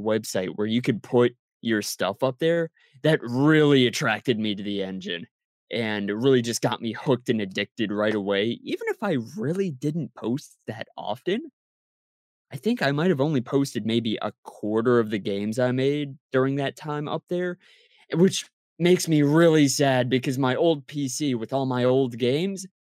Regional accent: Maryland, United States; I grew up on the East Coast of the United States. I grew up in Maryland

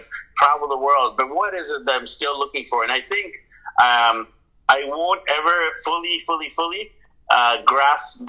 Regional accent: Vancouver, British Columbia, Canada; moved away as an adult; my hometown of Vancouver, BC, Canada

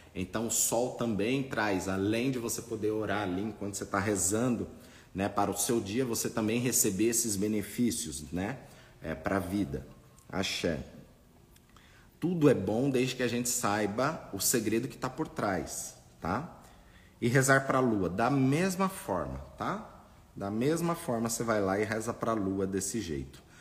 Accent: Brazil; nós nascemos aqui no Brasil

